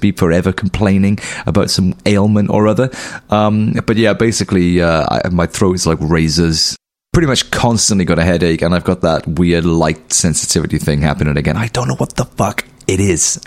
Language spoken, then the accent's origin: English; Pontypool, Wales, United Kingdom; where I was raised in Pontypool